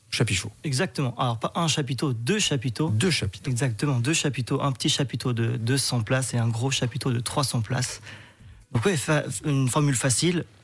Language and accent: French; Switzerland